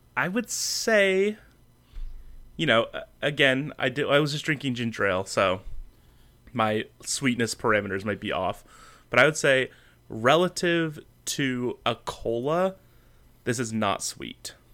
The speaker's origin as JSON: {"language": "English", "country": "Canada", "tie": "born or raised there", "said": "my home country."}